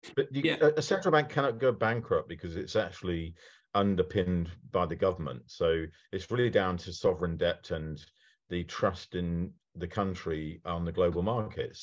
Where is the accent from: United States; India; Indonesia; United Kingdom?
United Kingdom; I am very British